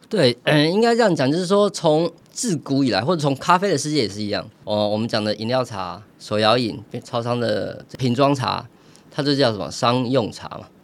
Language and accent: Chinese; Taiwan; 我们台湾人太懂茶了